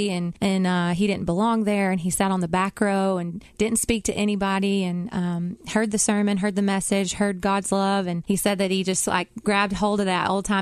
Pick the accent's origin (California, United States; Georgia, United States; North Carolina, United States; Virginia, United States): Georgia, United States; Cohutta; now in Nashville, United States; I grew up in Cahutta, Georgia, which is right outside of Dalton